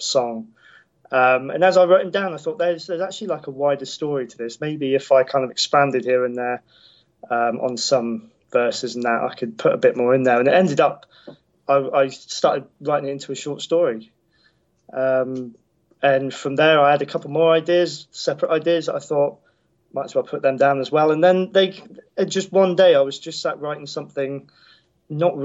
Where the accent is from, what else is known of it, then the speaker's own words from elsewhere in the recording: United Kingdom; being a Brit as well